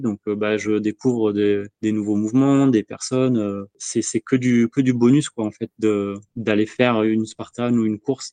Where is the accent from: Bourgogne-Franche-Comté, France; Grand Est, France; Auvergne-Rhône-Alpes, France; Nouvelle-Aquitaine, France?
Nouvelle-Aquitaine, France; Bordeaux; je suis bordelais